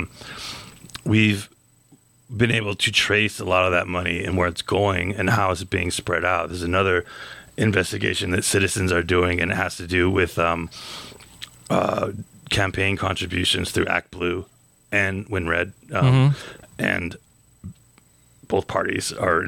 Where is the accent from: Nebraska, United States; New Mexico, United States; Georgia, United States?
New Mexico, United States; Gallup; my hometown of Gallup